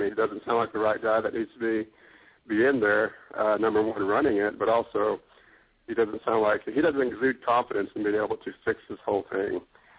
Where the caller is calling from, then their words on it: Oklahoma, United States; Hey, this is … from Oklahoma.